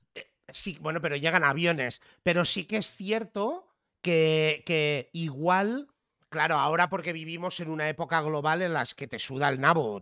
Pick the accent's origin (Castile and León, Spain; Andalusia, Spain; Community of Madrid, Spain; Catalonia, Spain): Catalonia, Spain; also born or lived in Barcelona; soy catalán